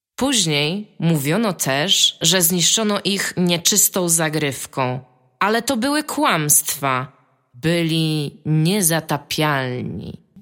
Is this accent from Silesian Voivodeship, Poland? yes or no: no; Tricity, Pomeranian Voivodeship, Poland; jesteśmy z Trójmiasta